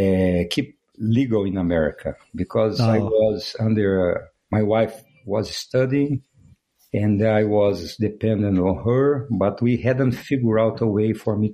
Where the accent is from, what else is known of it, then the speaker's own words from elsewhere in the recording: Uberlândia, Minas Gerais, Brazil; now in Utah, United States; I was born in Brazil.